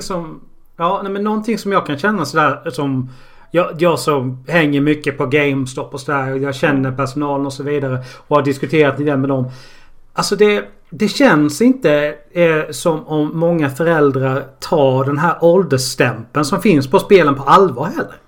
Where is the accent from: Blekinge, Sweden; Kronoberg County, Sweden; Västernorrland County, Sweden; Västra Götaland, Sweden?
Blekinge, Sweden; Karlshamn; jag kommer från Karlshamn